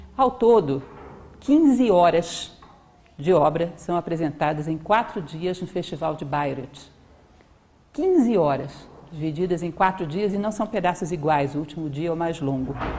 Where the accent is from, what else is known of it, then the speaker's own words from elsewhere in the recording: Brasília, Federal District, Brazil; also born or lived in Rio de Janeiro / João Pessoa / Belém; nasci em 22 de dezembro de 1963 na cidade do Rio de Janeiro. Aos nove anos de idade, me desloquei com a minha família para Brasília e aqui passei quase todo o resto da minha vida